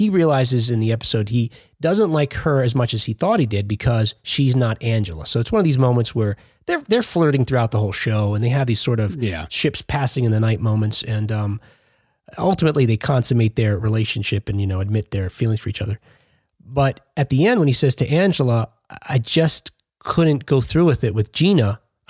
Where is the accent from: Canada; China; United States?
United States; Jersey City, New Jersey; I noted that they said, she's from Jersey City. I thought, yeah, shout out to my hometown.